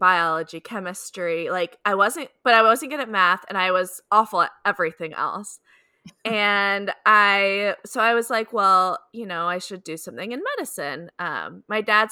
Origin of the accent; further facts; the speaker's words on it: Omaha, Nebraska, United States; moved away as an adult; also born or lived in Kansas City; I'm originally from Omaha, Nebraska